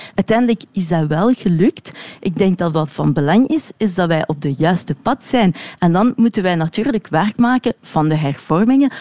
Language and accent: Dutch; Brussels, Brussels-Capital Region, Belgium; also born or lived in Woluwe-Saint-Pierre; ik ben Brusselaar, ik woon hier in Sint-Pieters-Woluwe.